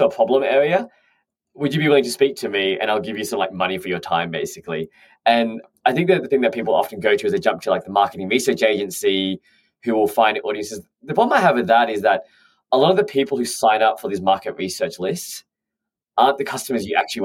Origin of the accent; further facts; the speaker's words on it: Australia; moved away as an adult; now in London, United Kingdom; I'm an Australian who's moved over to London.